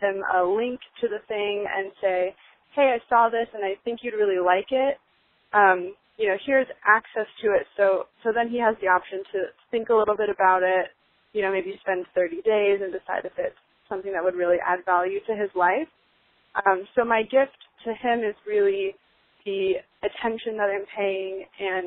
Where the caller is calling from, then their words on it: Los Angeles, California, United States; I'm calling from Los Angeles, California